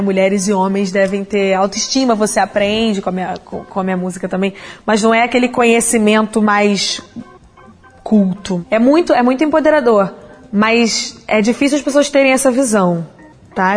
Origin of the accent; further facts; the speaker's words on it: Brazil; a gente é brasileiro e eu tô aqui com pessoas do mundo inteiro